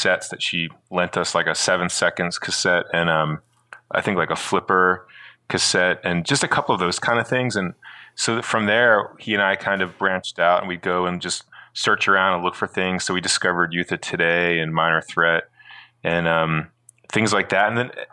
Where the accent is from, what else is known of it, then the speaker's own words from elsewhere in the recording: Southern New Jersey, United States; moved away as an adult; now in Brooklyn, United States; I grew up in New Jersey, Southern New Jersey.